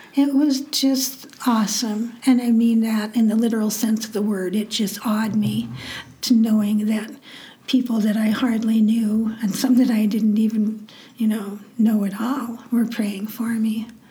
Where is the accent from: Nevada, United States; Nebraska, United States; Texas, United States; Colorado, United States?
Nebraska, United States; I grew up in Nebraska and went to the University of Nebraska at Lincoln